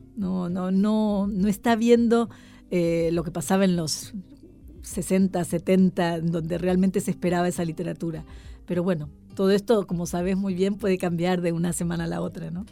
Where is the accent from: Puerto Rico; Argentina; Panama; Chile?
Argentina; now in Madrid, Spain; ser muy argentina